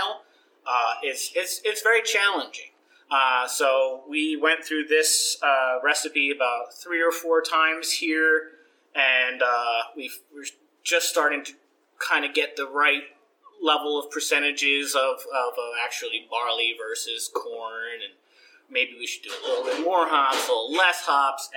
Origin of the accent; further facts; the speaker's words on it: New Jersey, United States; the section of Jersey that I come from is called South Jersey, the real one. And where I grew up on a small farm